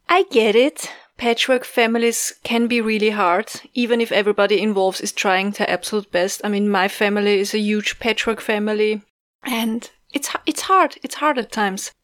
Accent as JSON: {"language": "English", "country": "Austria", "said": "from Austria"}